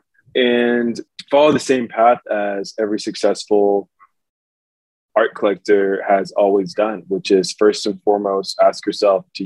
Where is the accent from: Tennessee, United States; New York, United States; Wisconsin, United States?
New York, United States; New York City; I grew up in New York City